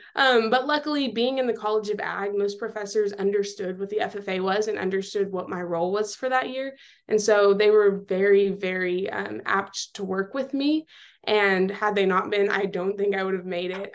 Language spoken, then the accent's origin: English; Seminole, Texas, United States; moved away as an adult; now in College Station, United States; I am from Seminole, Texas